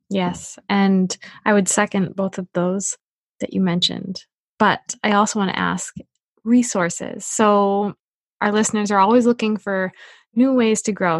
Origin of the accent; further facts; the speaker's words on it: New Hampshire, United States; I'm from New Hampshire.